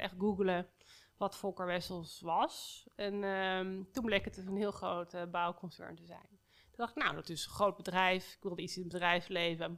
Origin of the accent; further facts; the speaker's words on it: Amsterdam, North Holland, Netherlands; ik niet als Amsterdammer